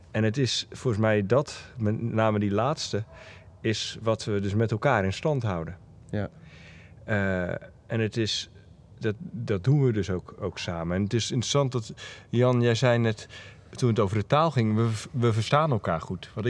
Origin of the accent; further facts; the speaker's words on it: Netherlands; aangezien ik zelf in die wat hogere energie als, als Hollandse man